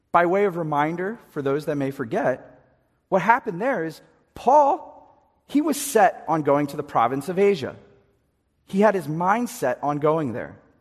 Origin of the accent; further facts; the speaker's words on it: East Coast, United States; we're from the East Coast